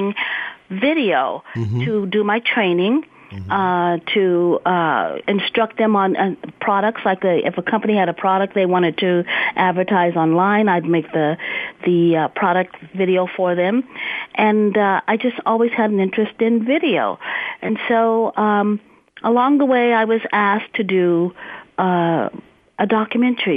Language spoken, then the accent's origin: English; Stockton, California, United States; also born or lived in Silicon Valley, California; I'm a native Californian, second generation. I came from Central Valley, born and raised in Stockton, California